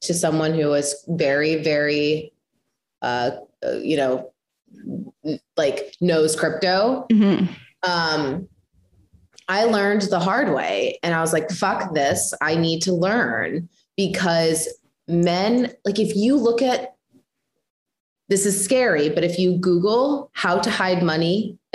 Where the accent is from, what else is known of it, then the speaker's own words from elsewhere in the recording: Midwest, United States; I come from the Midwest